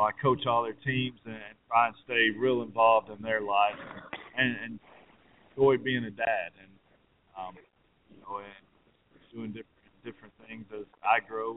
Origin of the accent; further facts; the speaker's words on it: United States; me being an American